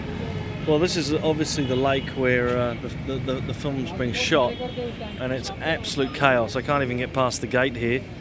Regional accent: New Zealand; I'm from New Zealand

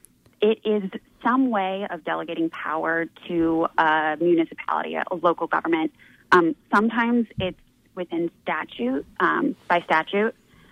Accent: North Carolina, United States; So I'm actually from North Carolina. I will uh-huh. caveat this. I grew up there.

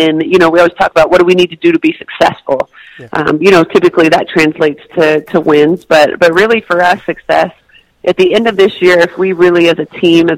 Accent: Canada; moved away; also born or lived in Tennessee; I grew up in Canada

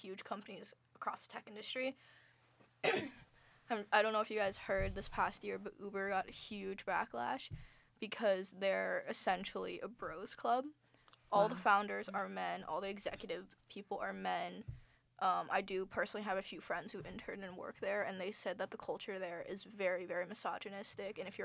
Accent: Indiana, United States; moved away; I'm from the Midwest. I'm from an area where basically everyone stays in Indiana for the rest of their lives.

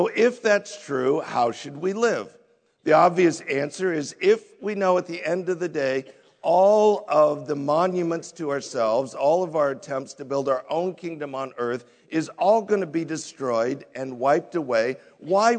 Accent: United States; we as American Christians

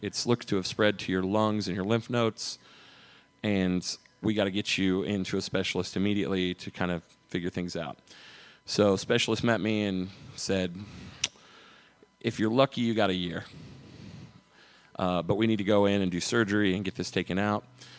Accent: United States; I grew up in Brown County, and I had a dog growing up that was with us for 12 years.

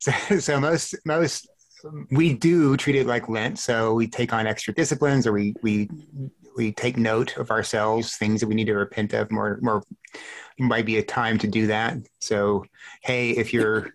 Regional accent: South Texas, United States; I grew up in South Texas where it was hot

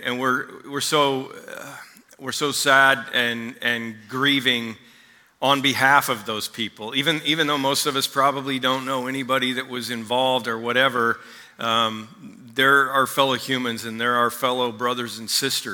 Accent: Oklahoma, United States; moved away; also born or lived in Missouri; I was born in Missouri, spent most of my childhood in Oklahoma

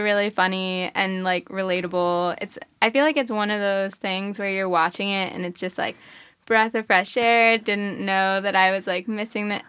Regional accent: New York, United States; I'm from New York

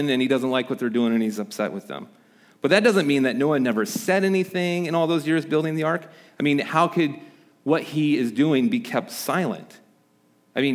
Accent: Midwest, United States; moved away; where I grew up in the Midwest

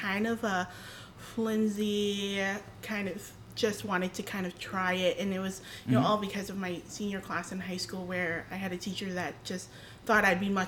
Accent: Boston, Massachusetts, United States; I was born and raised here in Boston.

